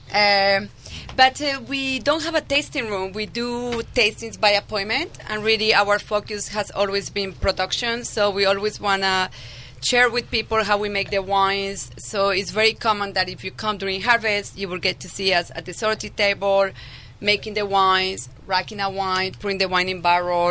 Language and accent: English; Medellín, Antioquia, Colombia; English is a second language; moved away as an adult; also born or lived in France / Sonoma County, California; now in California, United States; I was actually born and raised in Medellin, Colombia, in South America